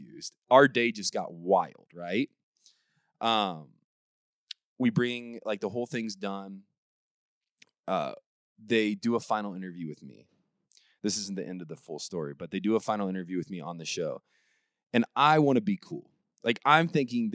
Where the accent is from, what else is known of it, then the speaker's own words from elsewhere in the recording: Warsaw, Indiana, United States; from Warsaw, Indiana